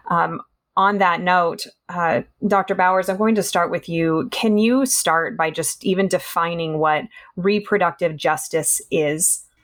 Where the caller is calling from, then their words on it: California, United States; as we're talking today, I'm joining from California. So we're joining from different backgrounds from different places